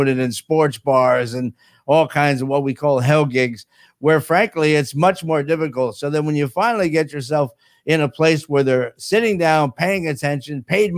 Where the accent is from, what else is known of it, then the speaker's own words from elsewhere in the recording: New Jersey, United States; moved away as an adult; now in Florida, United States; I'm from Jersey.